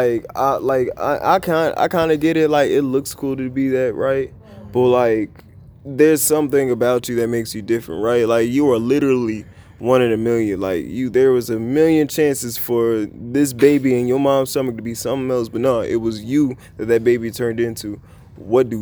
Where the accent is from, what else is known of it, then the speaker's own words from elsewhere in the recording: Charlotte, North Carolina, United States; moved away; also born or lived in Oxford, North Carolina; I was born in Charlotte, raised in Charlotte, but Oxford molded me